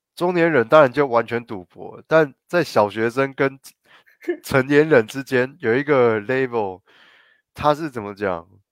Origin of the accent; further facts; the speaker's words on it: Guanmiao, Tainan, Taiwan; 我小时候在关庙的时候，关庙菜市场一走进去